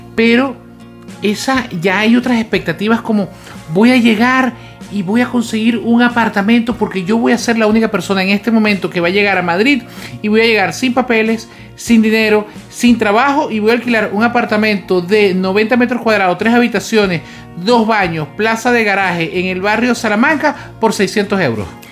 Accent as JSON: {"language": "Spanish", "country": "Venezuela", "moved": "as an adult", "said": "en el momento que emigramos nosotros de Venezuela"}